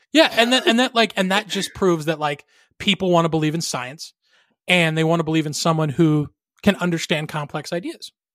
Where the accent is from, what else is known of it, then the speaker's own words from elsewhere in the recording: Arizona, United States; my home state, the great state of Arizona